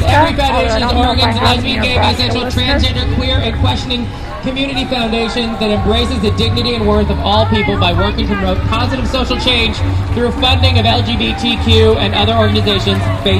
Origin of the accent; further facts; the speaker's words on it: Salt Lake City, Utah, United States; now in Portland, United States; I grew up in Salt Lake City in Sugar House.